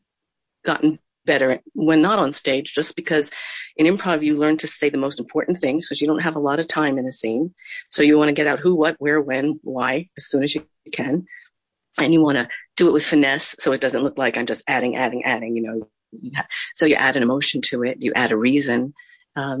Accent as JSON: {"language": "English", "region": "New Jersey", "country": "United States", "tie": "born or raised there", "said": "we grew up in New Jersey"}